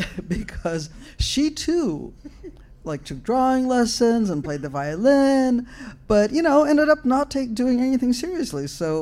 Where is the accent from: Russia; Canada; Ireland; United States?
Russia; But I grew up in the Soviet Union, and my mother was a literary critic